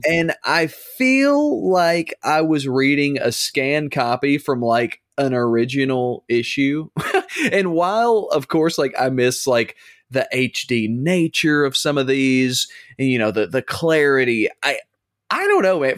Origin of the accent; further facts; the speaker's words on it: the South, United States; born and raised in the South